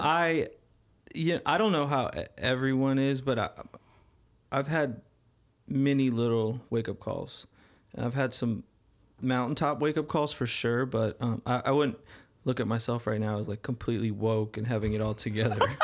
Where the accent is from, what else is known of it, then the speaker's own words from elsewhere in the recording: Arizona, United States; moved away; growing up in Arizona